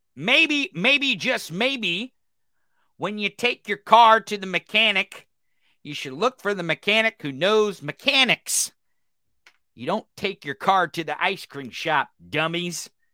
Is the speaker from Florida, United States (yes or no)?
no; Missouri, United States; Missouri? My home state